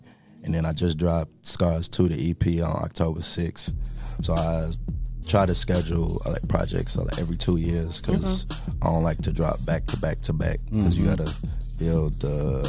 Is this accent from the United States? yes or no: yes; Chicago, Illinois, United States; moved away as an adult; now in Austin, United States; I'm from Chicago.